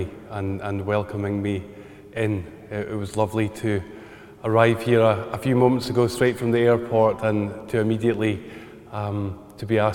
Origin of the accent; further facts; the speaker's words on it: Highlands of Scotland, United Kingdom; accent: Scottish; I grew up in the Highlands of Scotland, a little village, middle of nowhere, 400 people up in the hills